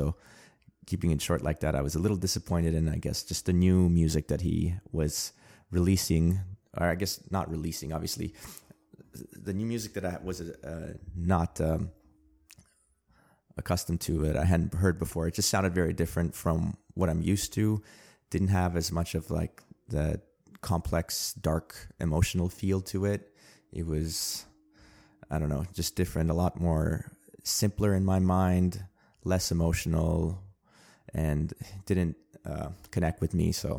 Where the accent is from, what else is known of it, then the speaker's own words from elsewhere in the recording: Armenia; born there; English is a second language; Armenian. I was born in a nation state of Armenia Actually, I was not born in a nation state of Armenia. I was born in the Soviet Union. I was born in the Armenian Republic of the Soviet Union.